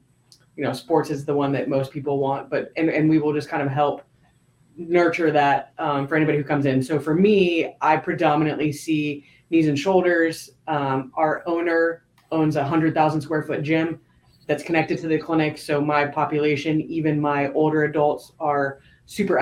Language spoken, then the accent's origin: English; Southern California, United States; moved away as an adult; now in Gainesville, United States; growing up in Southern California